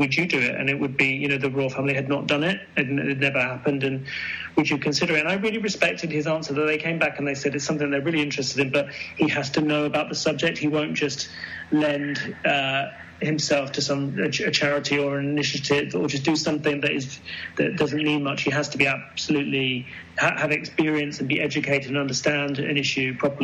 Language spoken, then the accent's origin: English; United Kingdom; growing up in Britain